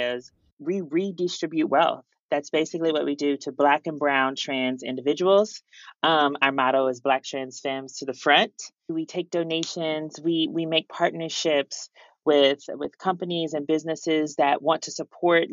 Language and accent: English; St. Louis, Missouri, United States; moved away as an adult; also born or lived in Houma, Louisiana; now in New York, United States; I'm actually originally from St. Louis, Missouri